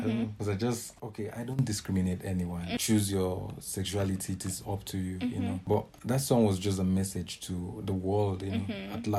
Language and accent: English; Nigeria; Man, what I can say is first of all, being a Nigerian is a crime.